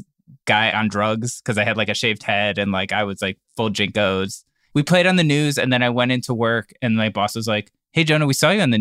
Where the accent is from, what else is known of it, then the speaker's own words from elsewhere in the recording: Cleveland, Ohio, United States; we grew up in Cleveland